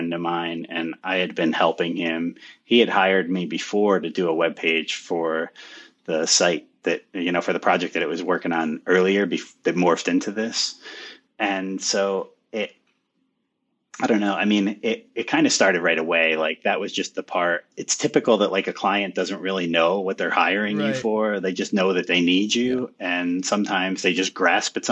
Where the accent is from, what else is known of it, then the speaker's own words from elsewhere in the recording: United States; my hometown here